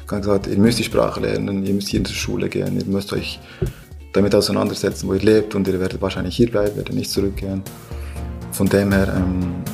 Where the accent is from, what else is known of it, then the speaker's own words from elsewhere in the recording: Bern, Switzerland; accent: Bernese German; ich bin in der Schweiz geboren, ähm, aber ich sage immer, äh, mein, mein, ähm, mein Blut ist eigentlich 100% äh, kolumbianisch. Nichts mit der Schweiz zu tun, ich bin hier aufgewachsen. Ich spreche besser Berndeutsch als, äh, als Spanisch, absolut.